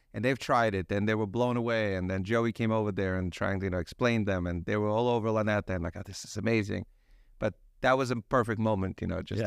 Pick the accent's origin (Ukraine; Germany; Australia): Ukraine; now in United States; I originally I'm from Ukraine. So I'm actually arrived here as an immigrant uh, about 30 years ago